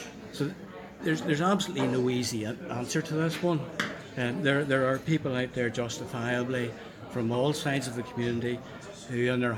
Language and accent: English; Northern Ireland, United Kingdom; I would probably identify myself as an Irishman.